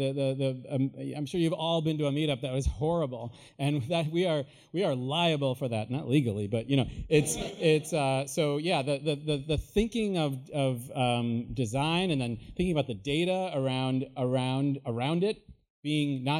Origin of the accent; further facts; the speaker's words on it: Illinois, United States; moved away; also born or lived in Iowa; I grew up in Illinois. I went to school in Iowa. I grew up in my family's paint store